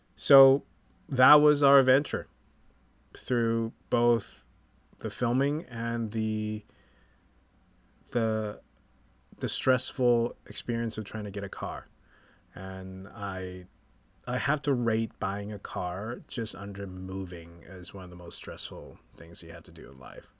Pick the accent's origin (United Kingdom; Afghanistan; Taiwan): Taiwan; Taipei; moved away; I'm from Taipei, Taiwan